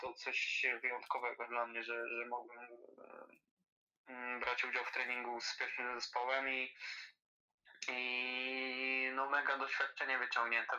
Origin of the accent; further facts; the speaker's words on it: Poland; u nas w Krakowie